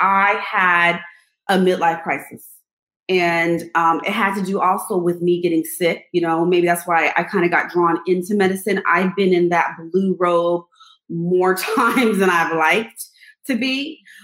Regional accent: Los Angeles, California, United States; moved away as an adult; also born or lived in East Coast; I'm from Los Angeles. I had to move to the East Coast.

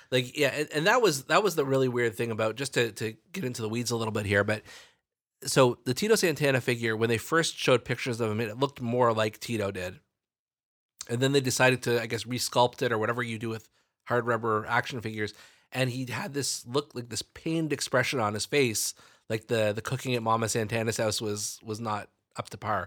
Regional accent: Canada; growing up in Canada

